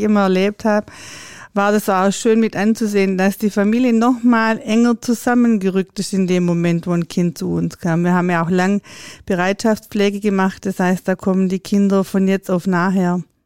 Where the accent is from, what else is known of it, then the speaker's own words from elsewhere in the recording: Swabia, Germany; bei uns im Schwabenland